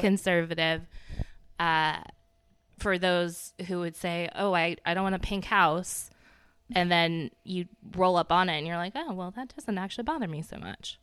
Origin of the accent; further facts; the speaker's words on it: the South, United States; I'm from the South, but I'm not from Charleston